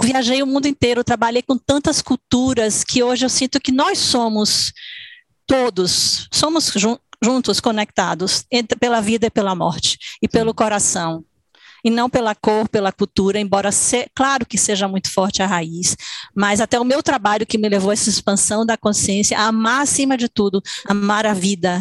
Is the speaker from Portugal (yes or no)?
no; Salvador, Bahia, Brazil; moved away as an adult; also born or lived in São Paulo / New York; now in Switzerland; Eu nasci, minha irmã nasceu em São Paulo, a gente mudou para Salvador, Bahia